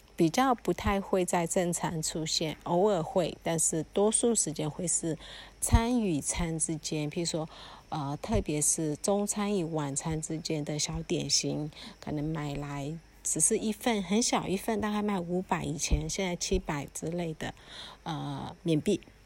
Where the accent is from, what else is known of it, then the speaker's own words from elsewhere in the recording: Mandalay, Mandalay Region, Myanmar; moved away; also born or lived in Taiwan; 我自己其实是在曼德勒瓦城长大的小孩